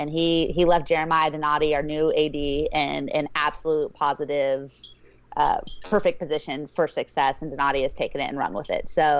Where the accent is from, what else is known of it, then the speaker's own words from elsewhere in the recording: California, United States; moved away as an adult; now in Fort Worth, United States; I'm from California.